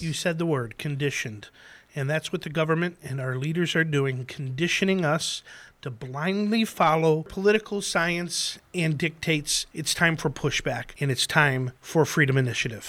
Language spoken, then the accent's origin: English; Chicago, Illinois, United States; I grew up in Chicago.